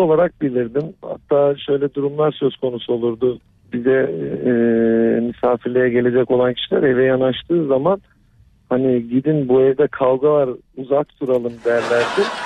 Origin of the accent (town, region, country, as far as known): Black Sea Region, Turkey